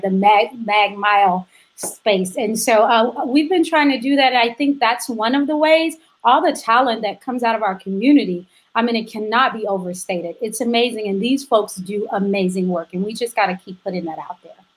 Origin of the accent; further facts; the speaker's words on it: Chicago, Illinois, United States; my hometown of Chicago, which is where I am now